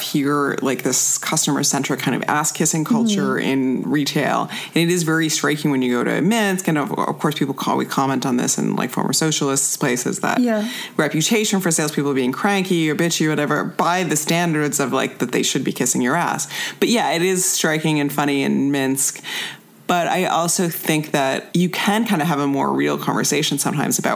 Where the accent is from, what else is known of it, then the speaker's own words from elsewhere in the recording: United States; I'm American